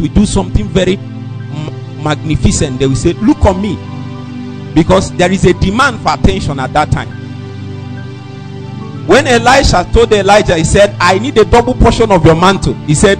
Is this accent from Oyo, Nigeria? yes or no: no; Nnewi, Anambra, Nigeria; I'm from Newe.